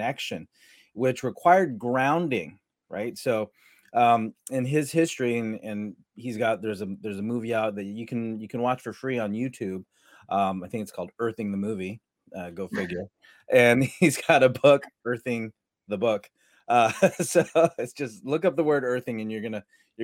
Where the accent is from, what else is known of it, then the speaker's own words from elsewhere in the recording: San Diego, California, United States; growing up in San Diego or Southern California, we, you know, we'd wear flip-flops all day long